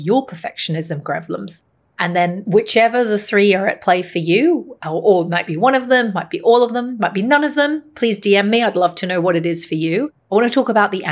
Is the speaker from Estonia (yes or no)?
no; Hong Kong; My mother is Chinese. My father is Irish, and I grew up in Hong Kong